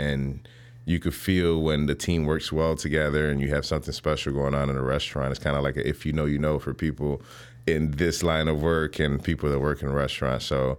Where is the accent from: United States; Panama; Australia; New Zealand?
Panama; Colón; born there; English is a second language; So I am an Afro-Latino. Nací en Panamá, en la provincia de Colón. I was born in Panama, in Central America, in between Colombia and Costa Rica, to just be very clear.